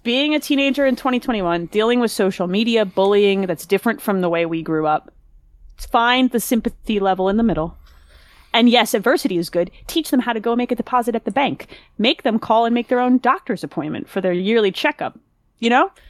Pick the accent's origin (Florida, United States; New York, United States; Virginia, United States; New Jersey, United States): New Jersey, United States; I grew up in New Jersey